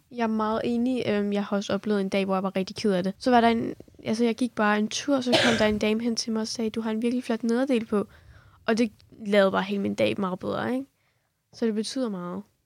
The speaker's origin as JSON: {"language": "Danish", "region": "Kurdistan Region", "country": "Iraq", "moved": "yes", "lives_now": "Denmark", "said": "fra Irak"}